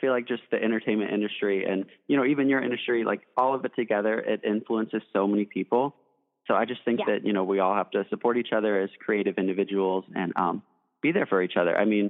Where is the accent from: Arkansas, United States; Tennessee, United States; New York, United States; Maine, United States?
Tennessee, United States; Nashville; growing up in Nashville, of course, I had a ton of country music influences.